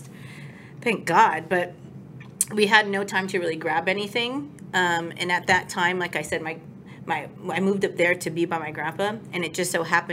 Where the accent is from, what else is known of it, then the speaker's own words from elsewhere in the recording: Hawaii, United States; moved away as an adult; also born or lived in California; now in Texas, United States; I was born and raised in Hawaii. Moved to California for several years and then decided to plant my feet here in Texas a couple years ago